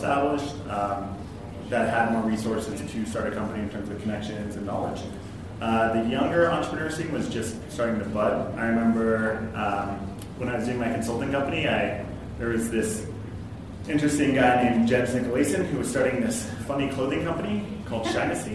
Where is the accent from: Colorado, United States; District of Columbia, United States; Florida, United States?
Colorado, United States; Louisville; moved away as an adult; also born or lived in Boulder, Colorado / Ann Arbor, Michigan / Austin, Texas; So I was born in Boulder, grew up in Louisville, Colorado, in between Boulder and Denver